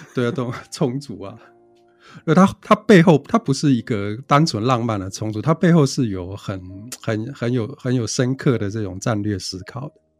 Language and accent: Chinese; Taiwan; 我们台湾人